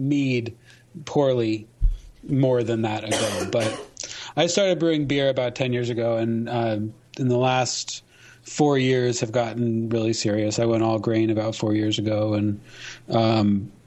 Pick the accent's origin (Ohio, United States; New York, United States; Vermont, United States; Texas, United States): Vermont, United States; moved away as an adult; also born or lived in Maine / Bay Area, California; I was born in Maine, but I grew up in Vermont.